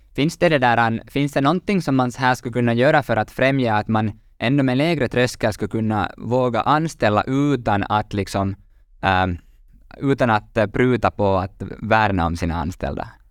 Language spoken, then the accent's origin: Swedish; Finland; vi är lite bekväma finländare